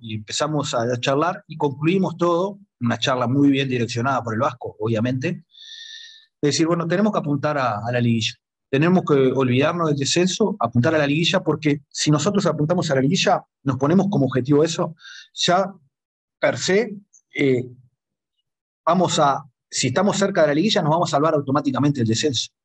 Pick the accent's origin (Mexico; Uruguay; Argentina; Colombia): Uruguay; moved away as an adult; yo como uruguayo, acá el territorio es a nivel del mar, los uruguayos siempre sufrimos mucho con el tema de la altura